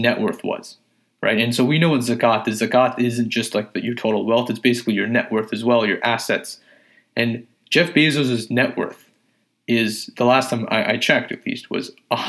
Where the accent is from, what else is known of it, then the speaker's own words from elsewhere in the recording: Pakistan; I'm a Pakistani.